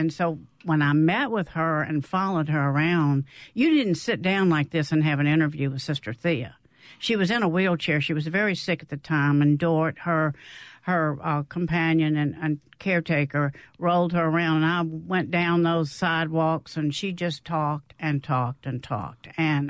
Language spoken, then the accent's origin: English; Canton, Mississippi, United States; I'm from Canton. I attended Holy Child Jesus, and so that was the Black Catholic Church.